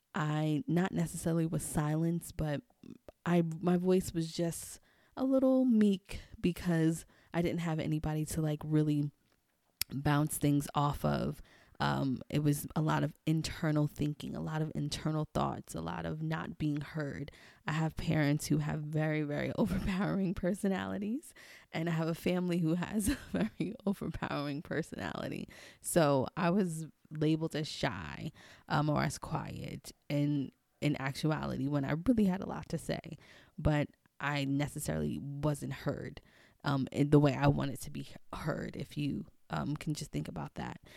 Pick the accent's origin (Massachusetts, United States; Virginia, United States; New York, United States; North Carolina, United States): New York, United States; New York City; also born or lived in Maryland/D.C. area; now in Maryland, United States; growing up in Queens, I would always go to the number spot with my grandma